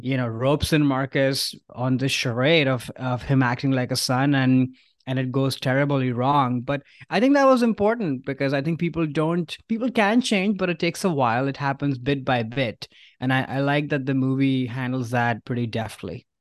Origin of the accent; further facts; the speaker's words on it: India; now in San Francisco, United States; growing up in India, especially those early years